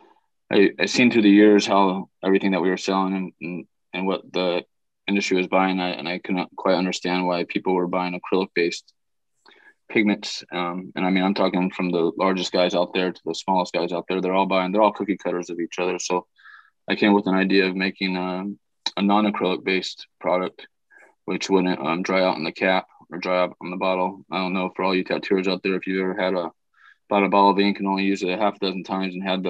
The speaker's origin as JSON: {"language": "English", "region": "Southern California", "country": "United States", "said": "I'm from Southern California"}